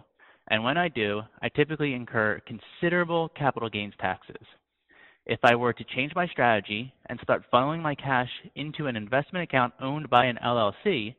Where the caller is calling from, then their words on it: Washington, District of Columbia, United States; I'm calling from Washington, D.C.